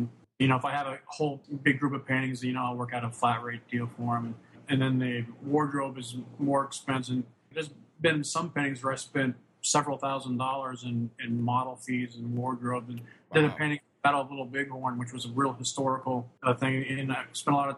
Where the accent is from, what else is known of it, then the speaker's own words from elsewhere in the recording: Wyoming, United States; also born or lived in Casper, Wyoming / Lusk, Wyoming / Gillette, Wyoming; I grew up in Wyoming, the middle of nowhere.